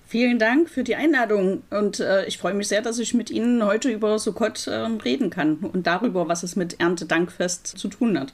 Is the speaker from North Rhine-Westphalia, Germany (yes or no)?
no; Leipzig, Saxony, Germany; moved away as an adult; also born or lived in Los Angeles; wieder in meine Heimatstadt Leipzig zurückzugehen